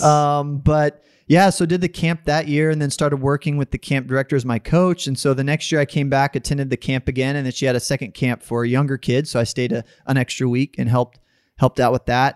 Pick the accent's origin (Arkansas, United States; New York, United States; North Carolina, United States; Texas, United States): Texas, United States; Dallas; also born or lived in Austin, Texas; now in San Antonio, United States; I grew up mostly in Texas.